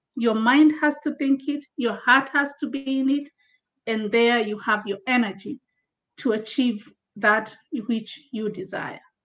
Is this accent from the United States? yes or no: no; Kenya; also born or lived in Zambia; now in United Kingdom; I'm, um, I'm Kenyan uh, from Africa, uh, uh, relocated recently, early in the year, to the UK from Zambia in Southern Africa, where I was based with my family.